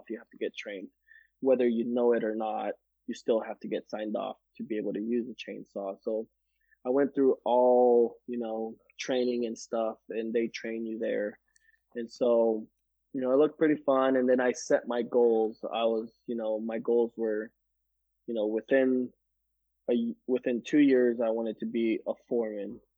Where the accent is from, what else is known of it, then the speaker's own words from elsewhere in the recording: Guatemala; I grew up in Guatemala, five years there, and I climbed mango trees and you know coconut trees and stuff.